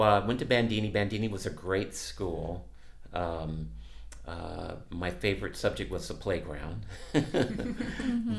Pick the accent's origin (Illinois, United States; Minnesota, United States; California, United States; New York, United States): California, United States; Los Angeles; also born or lived in Jacksonville, Florida / Norfolk, Virginia; I grew up in San Pedro